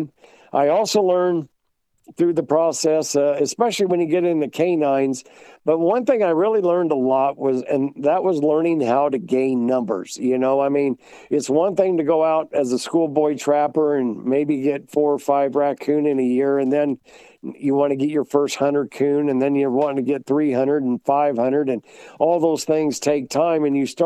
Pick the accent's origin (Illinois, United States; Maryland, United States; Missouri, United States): Illinois, United States; West Central Illinois near Quincy, United States; moved away as an adult; also born or lived in Virginia / Wisconsin / Iowa / Kentucky; now in North Carolina, United States; Growing up in West Central Illinois near Quincy